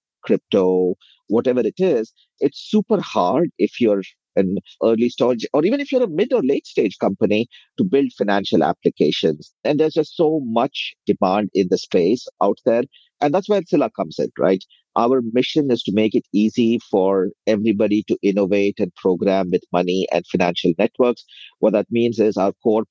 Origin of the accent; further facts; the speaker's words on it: India; moved away as an adult; now in United States; I grew up in India, came over to the US about 18, 19 years ago as a software engineer